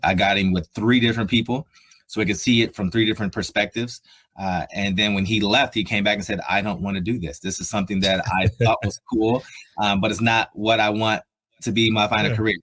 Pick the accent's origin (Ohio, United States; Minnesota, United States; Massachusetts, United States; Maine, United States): Ohio, United States; Columbus; moved away as an adult; also born or lived in Buffalo, New York; I'm from Columbus, Ohio. So I'm I'm a Buckeye through and through, born and raised there.